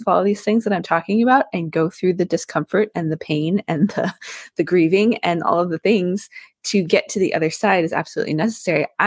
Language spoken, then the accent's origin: English; Vermont, United States; I grew up in Vermont